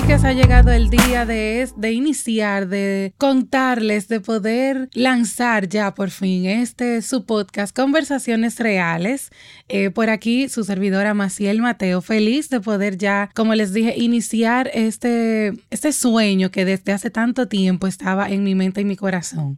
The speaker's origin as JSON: {"language": "Spanish", "country": "Dominican Republic", "said": "mi país, República Dominicana"}